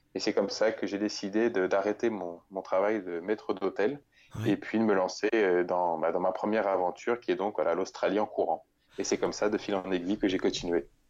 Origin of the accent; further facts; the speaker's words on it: Bourges, Centre-Val de Loire, France; je suis né en région centre, vraiment euh, proche d'une petite ville qui s'appelle Bourges